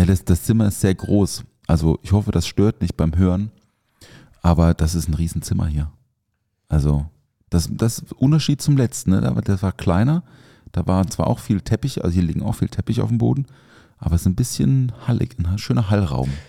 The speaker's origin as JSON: {"language": "German", "region": "Southern Germany", "country": "Germany", "said": "Krachele heißt es bei uns im Süden"}